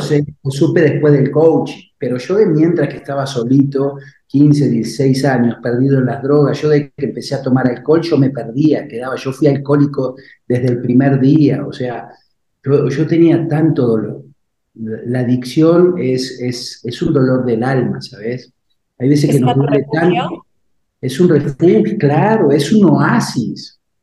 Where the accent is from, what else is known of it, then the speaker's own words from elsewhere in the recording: Buenos Aires, Argentina; moved away as an adult; also born or lived in Uruguay; now in Mexico; yo nací en Uruguay, yo vivía en Buenos Aires, mi madre vivía en Buenos Aires, enferma mi abuelita, me fui hasta el Uruguay.